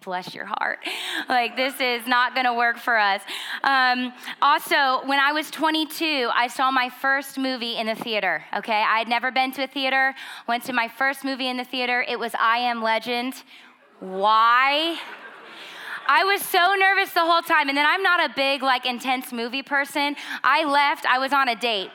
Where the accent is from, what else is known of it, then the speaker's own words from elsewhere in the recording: Schroon Lake, New York, United States; we grew up in Scroon Lake, New York. It's about 2,500 people